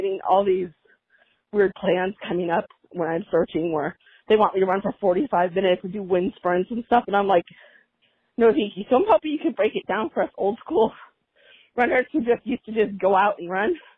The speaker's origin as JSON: {"language": "English", "town": "Orange County", "region": "California", "country": "United States", "said": "I'm from Orange County, California."}